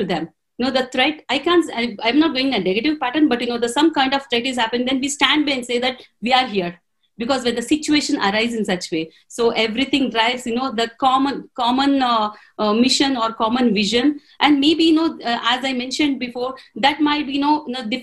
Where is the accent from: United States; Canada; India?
India; Telugu medium, Telugu-speaking area; English is a second language; I was from a Telugu medium. I was the regional language I'm talking about.